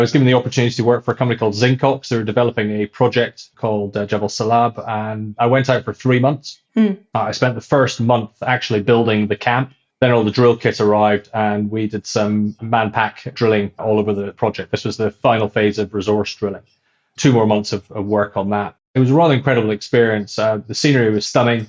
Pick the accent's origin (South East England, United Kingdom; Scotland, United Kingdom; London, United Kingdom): Scotland, United Kingdom; I'm Scottish